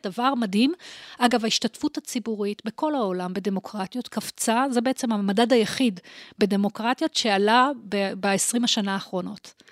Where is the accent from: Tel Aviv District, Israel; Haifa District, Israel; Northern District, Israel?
Tel Aviv District, Israel; Holon; אז אני נולדתי בתל אביב, חולון בעצם, בחולון. הוריי הגיעו מלבנון וסוריה. אה, וגדלתי אה, בחולון של שנות ה-70 וה-80, חגגתי לא מזמן 50 אפילו